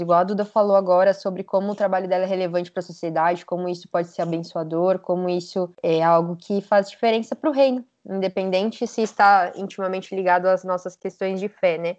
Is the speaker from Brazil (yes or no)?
yes; São Paulo, Brazil; also born or lived in Rio Branco, Acre; eu sou de São Paulo, estou morando aqui em São Paulo agora, mas na verdade eu nasci em Rio Branco, no Acre